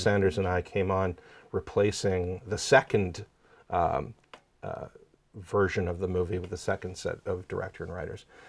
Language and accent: English; small town outside Ottawa, Quebec side, Canada; moved away; I grew up in Canada, in, uh, a small town just outside of Ottawa, on the Quebec side.